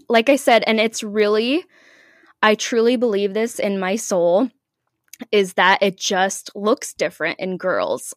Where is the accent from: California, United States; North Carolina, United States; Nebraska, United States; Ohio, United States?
Nebraska, United States; Omaha; I'm from Omaha, Nebraska. I live here with my husband.